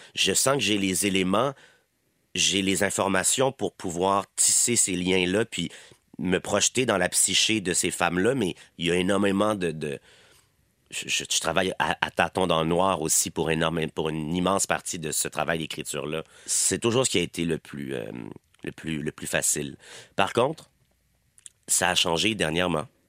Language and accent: French; Quebec, Canada; accent: Québécois